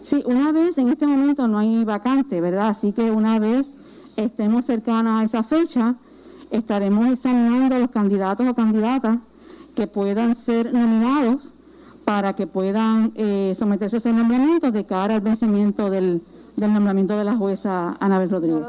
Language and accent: Spanish; Puerto Rico; aquí en Puerto Rico